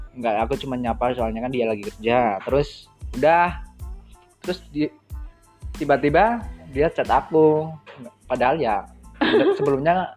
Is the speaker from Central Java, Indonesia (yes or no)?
yes; Wonosobo, Central Java, Indonesia; saya berasal dari Kota Wonosobo, Jawa Tengah, Indonesia